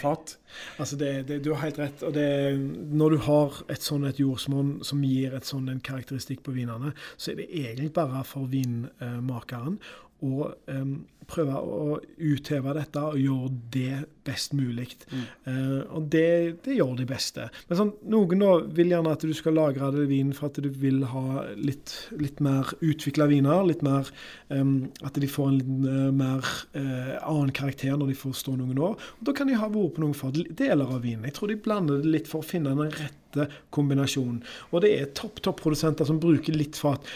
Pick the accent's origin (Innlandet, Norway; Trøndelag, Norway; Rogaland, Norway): Rogaland, Norway; Karmøy; moved away; var jeg hjemme på Karmøy